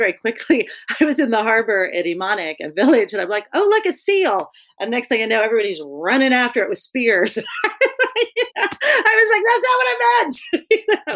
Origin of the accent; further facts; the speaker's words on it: Kansas City, Missouri, United States; moved away; also born or lived in Alaska; I grew up in Kansas City, Missouri